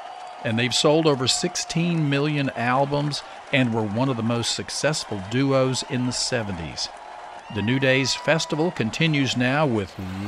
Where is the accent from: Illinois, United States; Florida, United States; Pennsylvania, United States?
Florida, United States; Lake Worth; in my hometown of Lake Worth, Florida